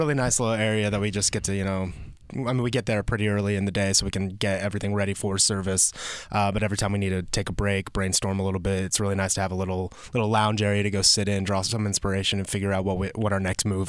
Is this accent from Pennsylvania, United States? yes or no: no; Georgia, United States; moved away; I'm from the South.